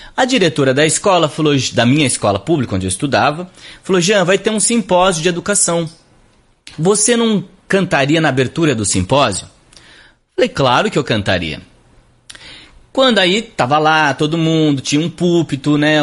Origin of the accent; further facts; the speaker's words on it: Barrinha, São Paulo, Brazil; also born or lived in Sertãozinho; Eu nasci em Sertãozinho, mas fui criado em Barrinha, é, que é uma cidade do lado de Sertãozinho